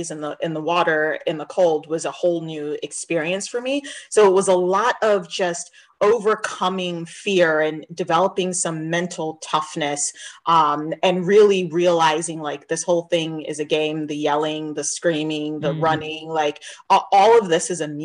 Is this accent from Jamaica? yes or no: yes; Jamaica; moved away; even though I'm Jamaican, I grew up on an island